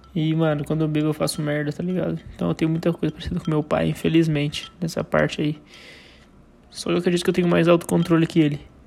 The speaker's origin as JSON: {"language": "Portuguese", "country": "Brazil", "tie": "born or raised there", "said": "lá no São Lucas, lá perto de onde eu nasci, que eu morava no bairro do lado, que era o São Mateus."}